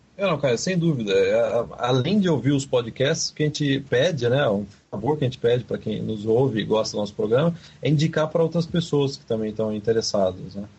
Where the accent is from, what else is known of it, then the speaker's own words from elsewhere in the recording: Brazil; moved away as an adult; now in Canada; quando era criança no Brasil